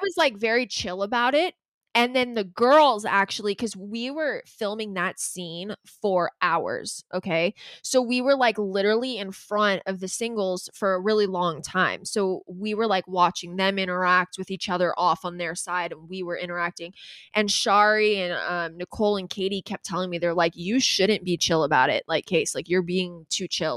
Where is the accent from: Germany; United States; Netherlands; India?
United States; Calabasas, California; We're both from Calabasas